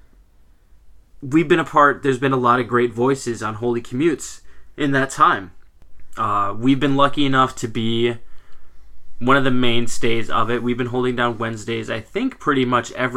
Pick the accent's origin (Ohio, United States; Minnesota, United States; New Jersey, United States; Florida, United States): Minnesota, United States; out in Minnesota here where we're from.